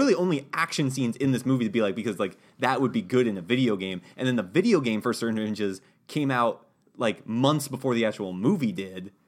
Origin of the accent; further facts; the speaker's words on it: California, United States; We're from California, bro, right? You and me are from California